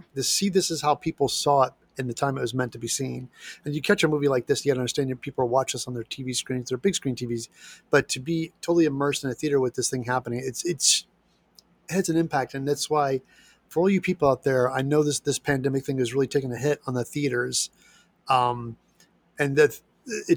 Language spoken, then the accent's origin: English; Midwest, United States; now in Los Angeles, United States; I grew up in the Midwest